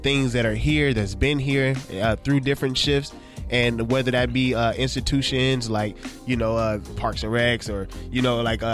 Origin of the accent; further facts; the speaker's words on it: Inglewood, California, United States; proud Inglewood native. You know, raised in the city.